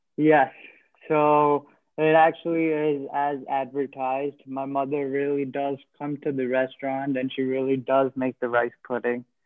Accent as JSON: {"language": "English", "region": "New Jersey", "country": "United States", "tie": "born or raised there", "also_born_or_lived": "Queens, New York", "said": "when I was seven years old, I moved to New Jersey, where I've lived ever since"}